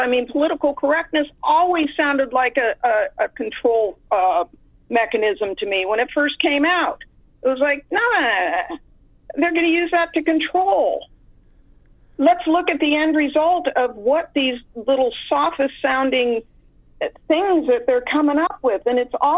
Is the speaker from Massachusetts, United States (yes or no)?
no; Marin, California, United States; I grew up in California. I grew up in Marin, just outside of San Francisco.